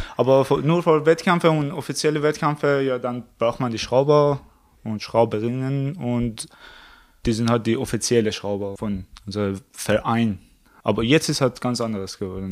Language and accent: German; Iran; German is a second language; moved away as an adult; also born or lived in Tehran; now in Germany; ich komme aus dem Iran, Seit 2013 bin ich in Deutschland wegen des Studium.